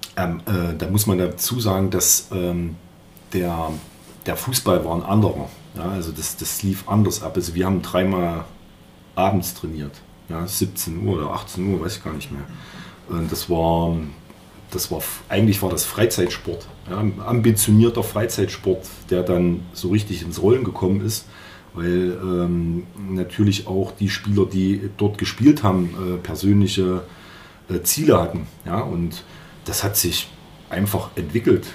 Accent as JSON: {"language": "German", "town": "Jena", "region": "Thuringia", "country": "Germany", "tie": "born or raised there", "also_born_or_lived": "Erfurt", "said": "ich bin in Jena geboren"}